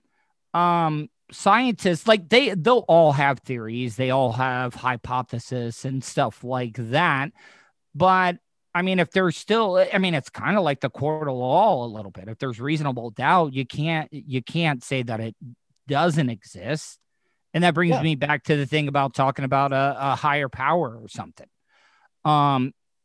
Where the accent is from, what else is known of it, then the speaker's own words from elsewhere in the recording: the South, United States; also born or lived in Orlando; growing up in the South